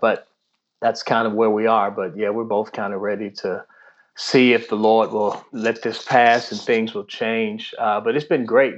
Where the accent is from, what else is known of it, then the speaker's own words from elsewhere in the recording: Washington, District of Columbia, United States; also born or lived in Prince George's County, Maryland / Tidewater, Virginia / Lexington, Kentucky; now in Annapolis, United States; I grew up in the Washington D.C. area, first in Southeast Washington D.C., and then in Prince George's County, Maryland, which is just outside of D.C.